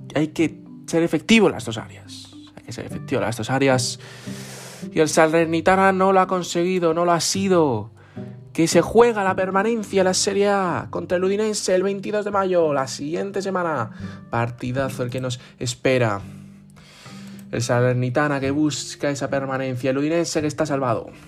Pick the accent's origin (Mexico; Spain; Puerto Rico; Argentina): Spain; que somos españoles